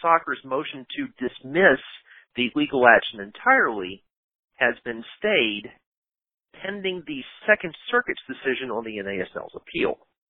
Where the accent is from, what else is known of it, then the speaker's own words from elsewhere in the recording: Athens, Georgia, United States; even though I grew up in Athens, Georgia, I have this sort of nasally, geographically nondescript voice